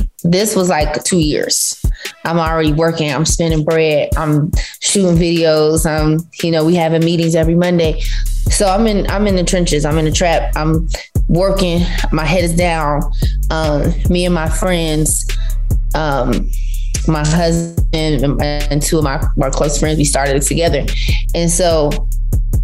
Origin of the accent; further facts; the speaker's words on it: Vero Beach, Florida, United States; moved away; my little small hometown of Vero Beach, Florida